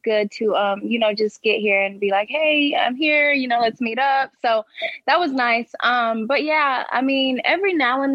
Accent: Oklahoma, United States; also born or lived in Detroit; now in Philadelphia, United States; I'm from Oklahoma, so my family is all for the Cowboys

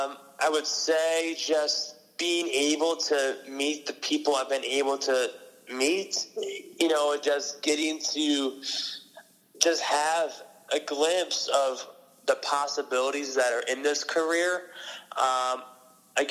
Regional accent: upstate New York, United States; moved away as an adult; now in Franklin, United States; I'm from upstate New York, and I go to school in Massachusetts. I feel like I'm living in from Massachusetts just because I spent a lot of my time here, because last year I lived at my college. I go to Dean College in Franklin, Mass.

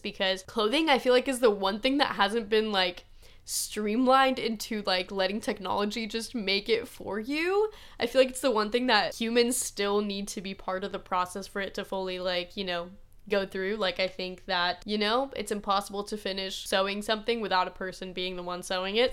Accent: Midwest, United States; that's just not how I grew up

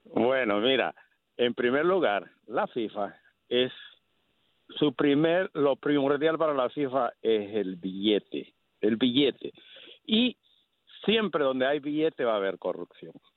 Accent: Honduras; now in California, United States; yo como hondureño

